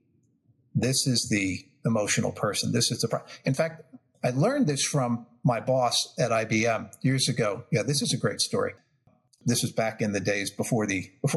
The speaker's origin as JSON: {"language": "English", "region": "New York", "country": "United States", "tie": "born or raised there", "said": "I'm from New York, so I have, you know, grew up with kind of a quick fuse on things"}